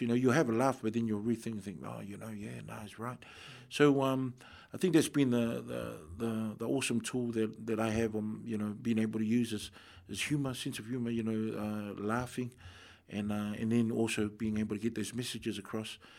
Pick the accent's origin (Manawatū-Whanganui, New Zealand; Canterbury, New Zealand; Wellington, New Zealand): Wellington, New Zealand; I'm born, born and bred in Wellington